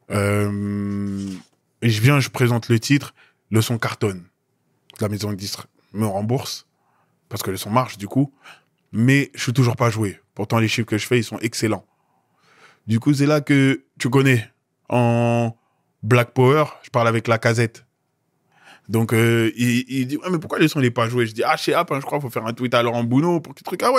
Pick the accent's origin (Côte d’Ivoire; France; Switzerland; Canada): Côte d’Ivoire; Non, les gars, je suis Ivoirien.